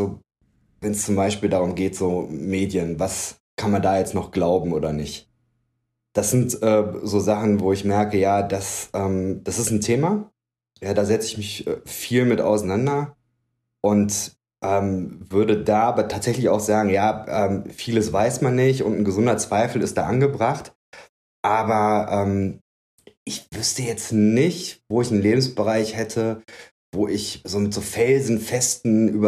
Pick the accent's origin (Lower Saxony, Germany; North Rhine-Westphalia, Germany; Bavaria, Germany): North Rhine-Westphalia, Germany; born there; also born or lived in Gevelsberg / Berlin; Ich bin gebürtig aus dem Bergischen. Das ist ähm, in Nordrhein-Westfalen. Ähm, bin dann aber recht häufig umgezogen.